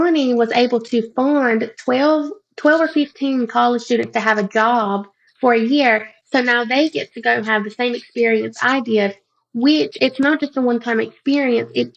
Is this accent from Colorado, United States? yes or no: no; North Carolina, United States; moved away as an adult; now in Columbia, United States; my husband and I are from a little town in North Carolina and we are Native American